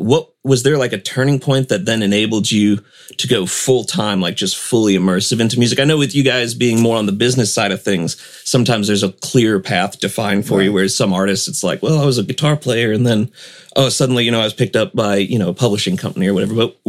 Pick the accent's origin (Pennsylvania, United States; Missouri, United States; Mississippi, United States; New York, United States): Missouri, United States; St. Louis; also born or lived in Arkansas; My dad, when we moved to Arkansas from St. Louis, it was very much that way.